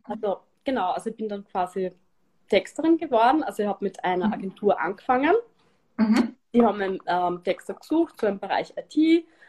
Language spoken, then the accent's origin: German; Styria, Austria; moved away; also born or lived in Vienna; ich bin gebürtige Steirerin und ich habe lang in Wien gelebt